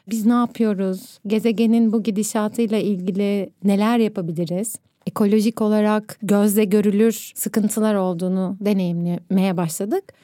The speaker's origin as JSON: {"language": "Turkish", "region": "Istanbul", "country": "Turkey", "tie": "born there", "said": "Ben İstanbul'da Pierlotti'de ahşap karkas bir evde doğdum."}